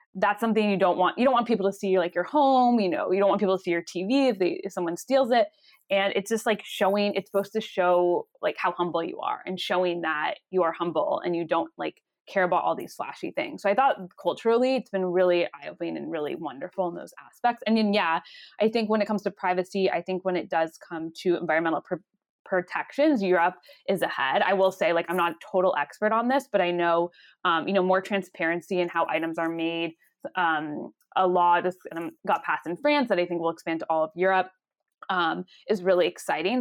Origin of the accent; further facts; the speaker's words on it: Los Angeles, California, United States; moved away as an adult; I'm originally from Los Angeles, California, and I grew up